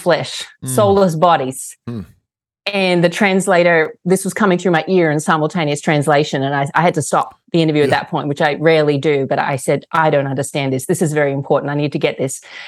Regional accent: Australia; moved away as an adult; now in United States; I was born and raised in Australia to a family of Russian immigrants

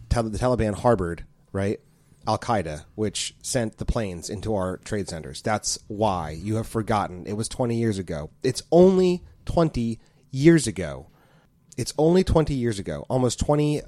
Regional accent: United States; as an American myself here as a taxpaying citizen

